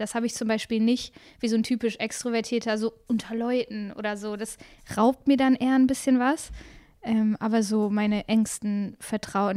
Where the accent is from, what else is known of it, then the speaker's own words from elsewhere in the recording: Bremen, Germany; moved away as an adult; also born or lived in Freiburg / Essen; now in Cologne, Germany; in meiner Heimatstadt in Bremen